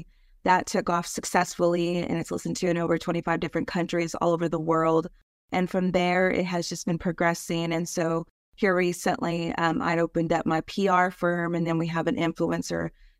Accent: Amarillo, Texas, United States; moved away as an adult; also born or lived in Fort Lauderdale, Florida; now in Houston, United States; I'm originally from Amarillo, Texas.

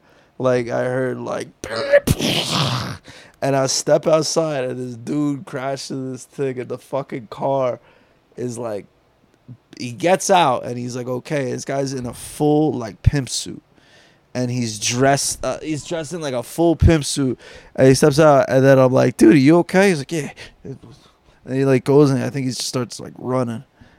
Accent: New Jersey, United States; And I was from New Jersey, and I lived in South LA.

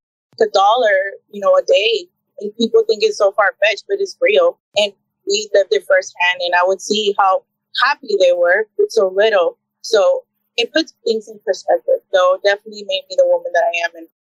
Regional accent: Tamaulipas, Mexico; also born or lived in Houston, United States / Brownsville, United States; I was born in Houston, Texas. But I was raised pretty much majority of my time in Mexico. We would go back and forth from Tamaulipas, by Hermoso. And that's pretty much where all my childhood, was from.

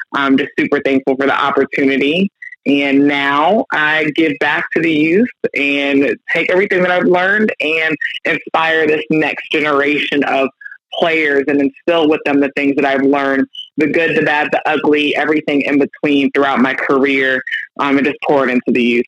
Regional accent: Orlando, Florida, United States; moved away as an adult; I'm a Florida girl, born and raised in Orlando, lived in Orlando until I left for college. So I am native to the state of Florida.

